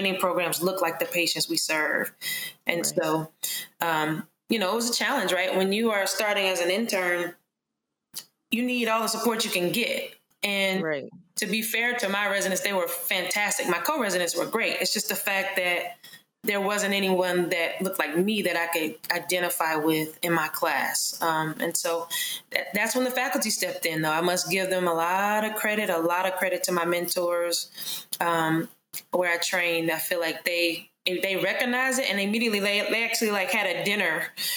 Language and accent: English; Charlotte, North Carolina, United States; growing up in Charlotte, North Carolina, my parents were very supportive of me wanting to be a physician.